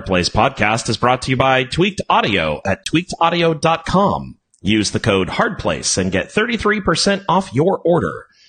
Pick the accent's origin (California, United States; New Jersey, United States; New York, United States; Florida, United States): California, United States; I'm from California.